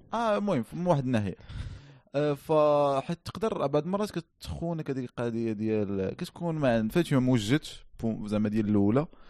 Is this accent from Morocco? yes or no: yes; Morocco; عندنا في المغرب